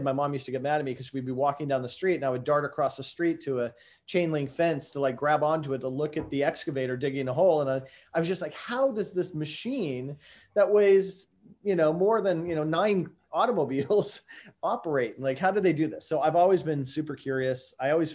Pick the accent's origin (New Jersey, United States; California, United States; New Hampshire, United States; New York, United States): California, United States; San Diego; grew up down in San Diego, California